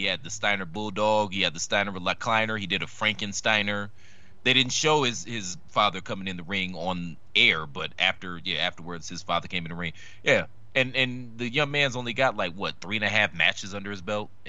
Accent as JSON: {"language": "English", "region": "Missouri", "country": "United States", "said": "So, yeah, I'm from Missouri. Do you know what that means? The show me state."}